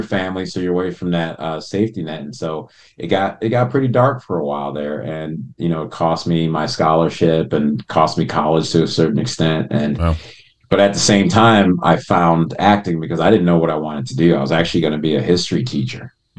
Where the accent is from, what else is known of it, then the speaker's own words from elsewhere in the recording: Chicago, Illinois, United States; moved away; also born or lived in Rochester, New York / Evanston, Illinois / Los Angeles; I was born in upstate New York, in Rochester, and I grew up in Chicago and / Evanston, Illinois.